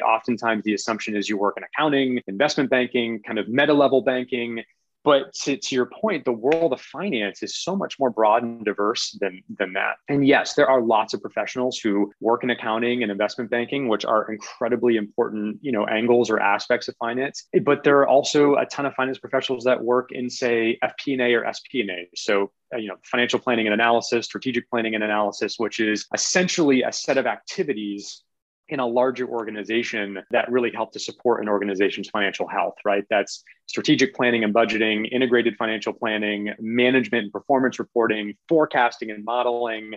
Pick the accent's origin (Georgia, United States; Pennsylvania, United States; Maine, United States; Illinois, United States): Maine, United States; Kennebunk; also born or lived in North Shore, Massachusetts; I'm a New England native I grew up in Kennebunk, Maine, which is a small coastal town in southern Maine.